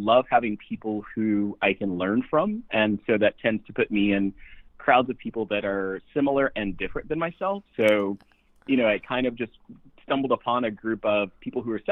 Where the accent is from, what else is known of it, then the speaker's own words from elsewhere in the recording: Midwest, United States; moved away; also born or lived in West Coast; growing up in the Midwest and all of a sudden being in the West Coast